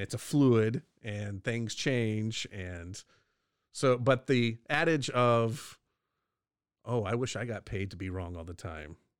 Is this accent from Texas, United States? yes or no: yes; Texas, United States; being a Texan